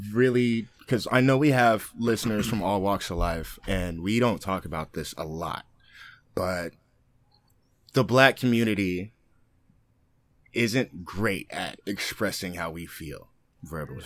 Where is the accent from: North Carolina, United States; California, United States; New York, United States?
California, United States; Oakland; being from Oakland, growing up in Oakland